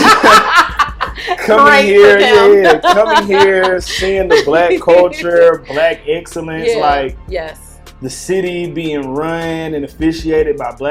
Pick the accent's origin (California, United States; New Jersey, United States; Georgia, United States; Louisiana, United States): Georgia, United States; Atlanta; moved away; also born or lived in Mississippi; being born and raised in Atlanta